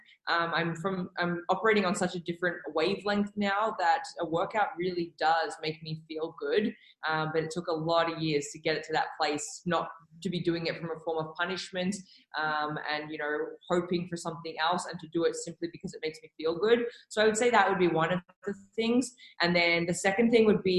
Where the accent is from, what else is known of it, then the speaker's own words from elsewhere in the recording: Melbourne, Victoria, Australia; moved away as an adult; also born or lived in New York; now in Calgary, Canada; So originally I'm from Melbourne. That's where I grew up in Australia.